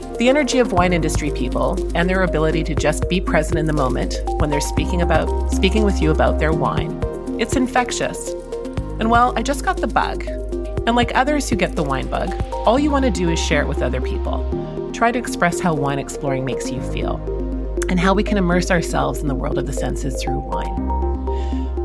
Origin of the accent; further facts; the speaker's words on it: Victoria, British Columbia, Canada; I've known Maureen since school days, growing up in Victoria, British Columbia